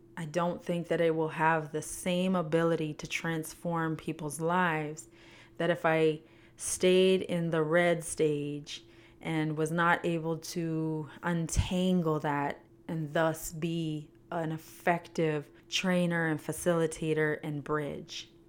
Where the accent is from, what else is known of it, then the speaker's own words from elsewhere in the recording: Canada; moved away as an adult; now in United States; I was born and raised in Canada, lived there for twenty years, moved to the United States when I was twenty, well, nineteen